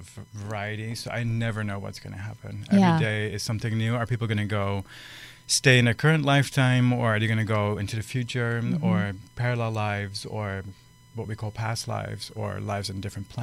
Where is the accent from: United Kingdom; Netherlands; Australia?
Netherlands; moved away as an adult; now in Los Angeles, United States; I'm from the Netherlands. That's where I was born. I've been in LA since 2007.